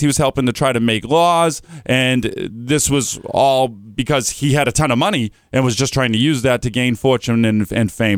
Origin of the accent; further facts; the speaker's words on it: Methuen, Massachusetts, United States; I grew up in Methuen, Massachusetts